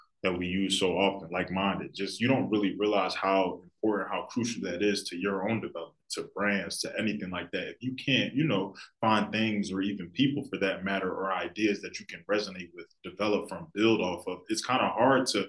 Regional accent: Philadelphia, Pennsylvania, United States; I love my city to death, and I'm sure a lot of people really born and raised in Philly will tell you that you love the city, you grow up in the city, you feel like, I feel like us Philadelphians

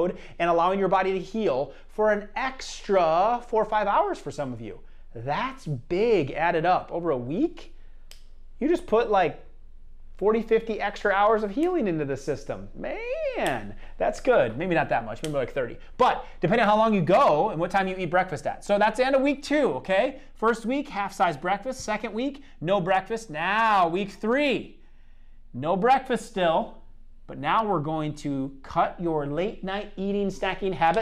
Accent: Iowa, United States; I'm from Iowa

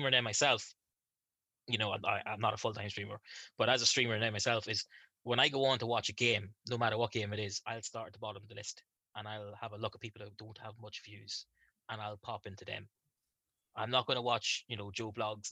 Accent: Ireland; I'm from Ireland

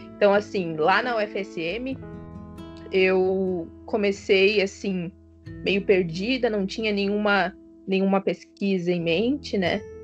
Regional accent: Pelotas, Rio Grande do Sul, Brazil; moved away as an adult; also born or lived in Santa Maria; now in Florianópolis, Brazil; Eu, eu sou natural de Pelotas, Rio Grande do Sul.

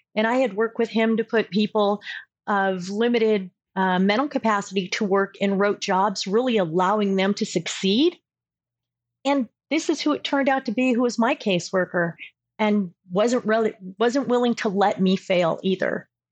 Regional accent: Southern California, United States; also born or lived in Colorado; now in Augusta, Georgia, United States; I'm originally from Southern California

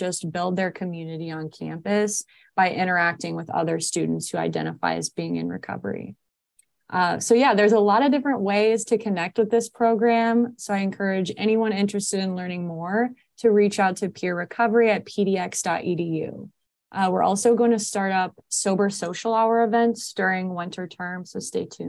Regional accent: Indiana, United States; moved away as an adult; now in Portland, United States; I'm from Indiana

